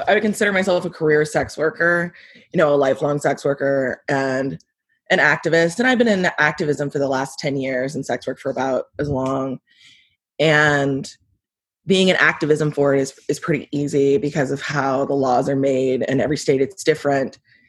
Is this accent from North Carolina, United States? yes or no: no; Houston, Texas, United States; now in Denton, United States